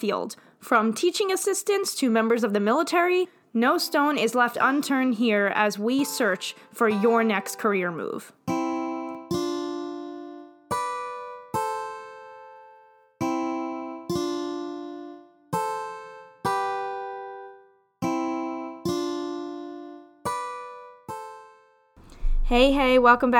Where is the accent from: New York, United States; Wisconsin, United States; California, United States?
New York, United States; also born or lived in Florida; I'm from New York, but I lived in Florida for 3 years